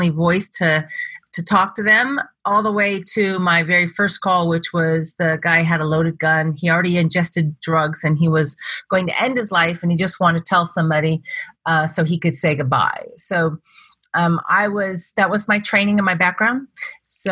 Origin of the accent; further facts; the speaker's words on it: Mercer Island, Washington, United States; also born or lived in San Jose, California; I grew up in a place called Mercer Island, Washington, and it's a small city in between Bellevue and Seattle. So I'm a Pacific Northwest girl